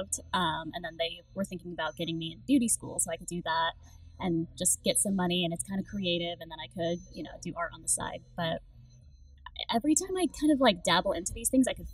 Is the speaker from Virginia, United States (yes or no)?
no; Anchorage, Alaska, United States; now in Dallas, United States; I grew up in Anchorage, Alaska. I was born and raised there